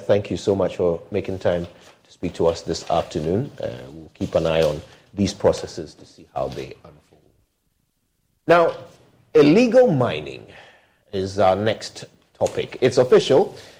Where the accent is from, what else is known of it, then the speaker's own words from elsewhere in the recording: Ghana; as a Ghanaian